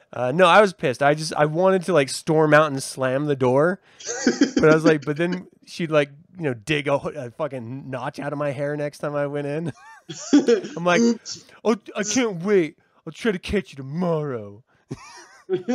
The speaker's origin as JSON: {"language": "English", "country": "United States", "said": "I'm American."}